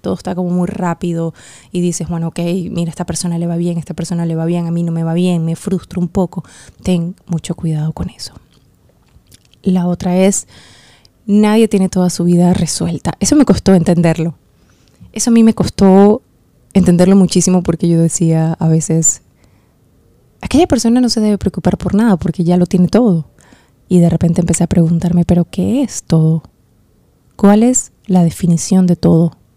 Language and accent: Spanish; Venezuela; en Venezuela, en mi país